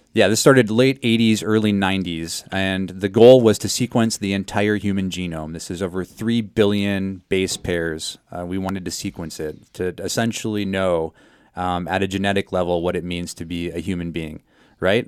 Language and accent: English; South Dakota, United States; I'm from South Dakota